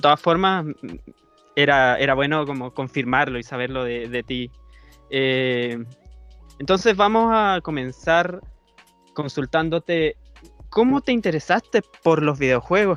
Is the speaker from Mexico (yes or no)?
no; Chile; yo soy de Chile